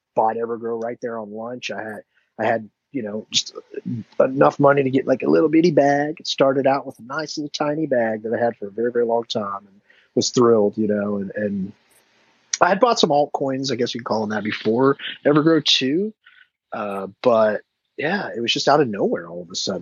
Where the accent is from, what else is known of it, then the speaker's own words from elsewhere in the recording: Dallas, Texas, United States; now in Memphis, United States; I'm from Dallas, and like my, family's still in Dallas